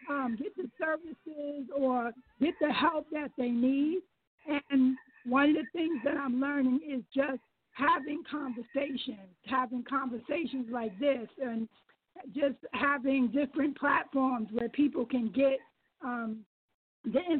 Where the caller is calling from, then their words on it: Frederick, Maryland, United States; I'm calling from Frederick, Maryland